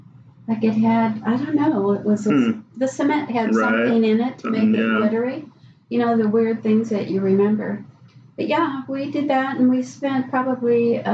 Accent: Pasadena, California, United States; also born or lived in Chicago, Illinois / Park Ridge, Illinois; my mother moved out to California with the four of us.

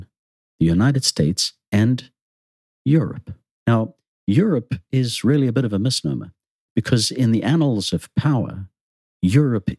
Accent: Zimbabwe; Growing up in Zimbabwe, I was one of those nations influenced by the communist bloc

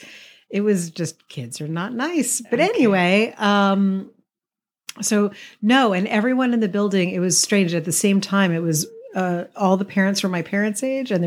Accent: New York City, New York, United States; We went to middle school and high school together here in New York City, where we still live.

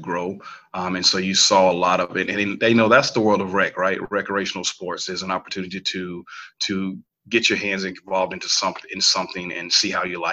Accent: Lincolnton, North Carolina, United States; I am originally from North Carolina. To be exact, I am from Lincolnton, North Carolina

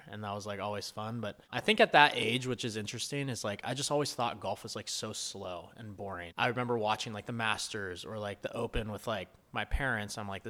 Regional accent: Los Altos, California, United States; So I grew up in the Bay Area, California, this small town, Los Altos, kind of like a countryside town a bit.

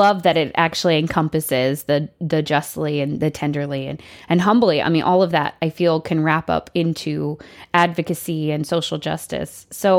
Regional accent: Midwest, United States; also born or lived in South; I grew up in the Midwest and the South. My dad was in the military, so we moved a little bit.

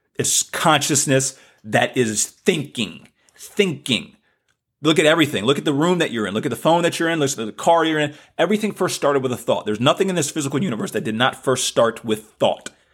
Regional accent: the South, United States; accent: southern; my southern accent

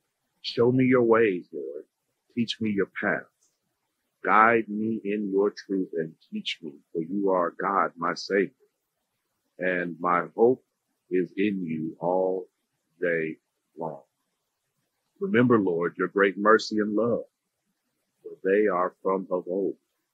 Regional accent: Indiana, United States; also born or lived in Freeport, Illinois; I usually just say the Midwest. I was born in Illinois, raised in Indiana. I was born in Freeport, Illinois.

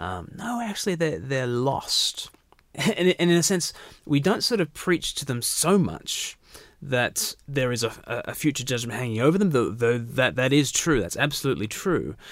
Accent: Australia; I was born far from the mother country

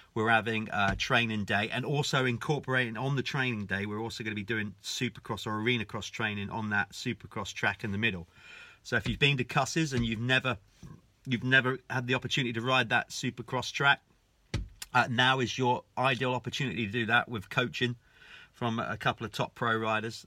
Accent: United Kingdom; us Brits

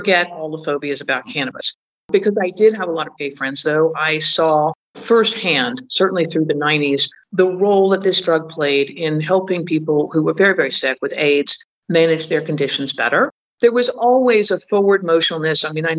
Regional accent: London, United Kingdom; Yeah, I am an American. I grew up in London.

